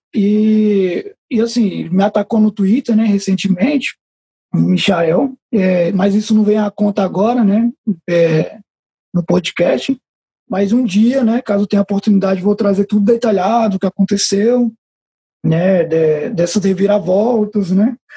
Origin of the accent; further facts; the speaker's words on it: Taguatinga, Federal District, Brazil; Eu cresci na Chaparral. Eu vivi 20 anos da minha vida na Chaparral, cresci andando descalço na Chaparral